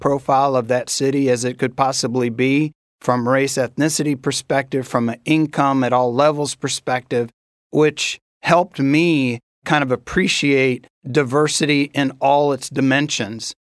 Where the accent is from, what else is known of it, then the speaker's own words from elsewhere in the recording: Corpus Christi, Texas, United States; moved away; also born or lived in Dominican Republic; I grew up the formative years of my life in Corpus Christi, Texas